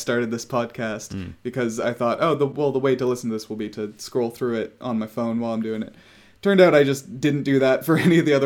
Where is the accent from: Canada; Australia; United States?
Canada; I'm a Canadian girl